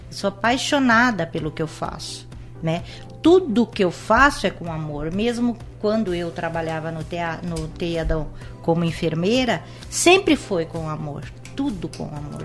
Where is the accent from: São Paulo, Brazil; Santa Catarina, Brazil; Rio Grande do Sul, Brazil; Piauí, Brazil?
São Paulo, Brazil; now in Indaiatuba, Brazil; eu sou de São Paulo. Uhum. Eu morei, eu nasci em São Paulo, morei em São Paulo até os 12 anos, depois vim aqui para Indaiatuba